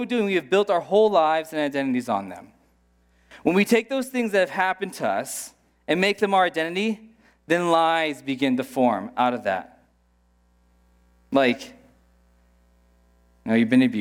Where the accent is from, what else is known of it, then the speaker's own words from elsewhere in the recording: United States; moved away; I am an American